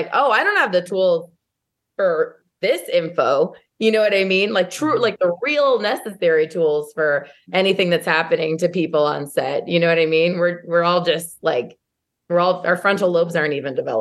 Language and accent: English; Modesto, California, United States; moved away as an adult; also born or lived in Santa Barbara; my hometown